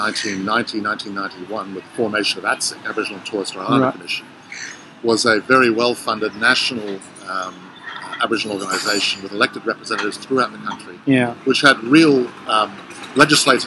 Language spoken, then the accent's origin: English; Canada; also born or lived in Spain; now in Australia; I'm originally from Canada. My family had moved to Spain for 3 years, then took the step of moving to Australia in late 74.